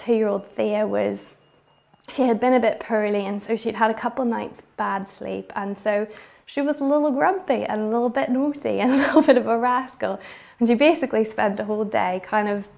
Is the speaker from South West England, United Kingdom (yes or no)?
no; Bangor, Northern Ireland, United Kingdom; my hometown of Bangor, Northern Ireland